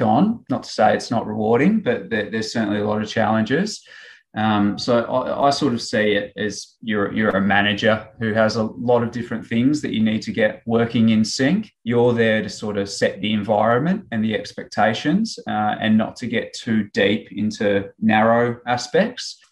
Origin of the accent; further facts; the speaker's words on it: Ballarat, Victoria, Australia; I grew up sort of in Ballarat and played my um, country junior footy with, with Lake Wendouree